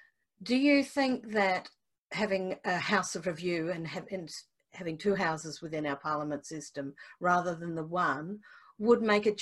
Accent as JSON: {"language": "English", "country": "Australia", "tie": "born or raised there", "moved": "yes", "lives_now": "New Zealand", "said": "as an Australian by birth"}